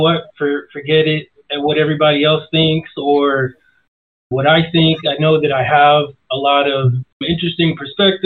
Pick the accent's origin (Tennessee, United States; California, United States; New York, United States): New York, United States; New York City; moved away as an adult; now in Phoenix, United States; I'm from New York originally, been living in Phoenix for, almost 18 years now